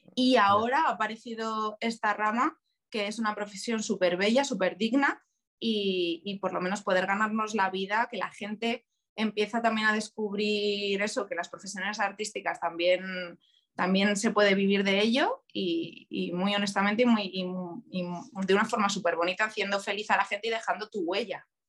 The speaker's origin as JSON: {"language": "Spanish", "town": "Leganés", "region": "Community of Madrid", "country": "Spain", "also_born_or_lived": "Valencia / Cáceres", "said": "yo soy de Leganés"}